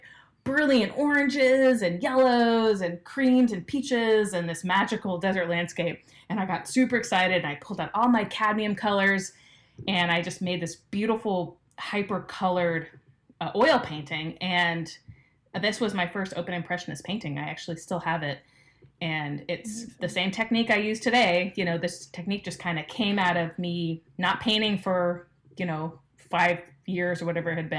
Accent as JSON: {"language": "English", "town": "Los Angeles", "region": "California", "country": "United States", "tie": "born or raised there", "said": "I grew up in Los Angeles"}